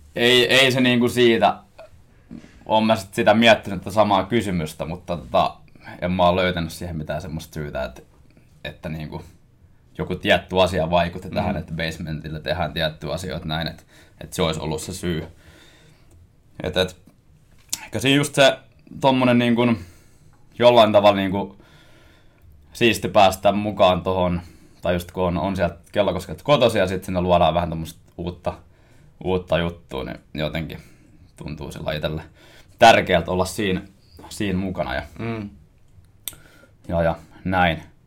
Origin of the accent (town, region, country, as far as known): Koski, Finland; born or raised there; now in Helsinki, Finland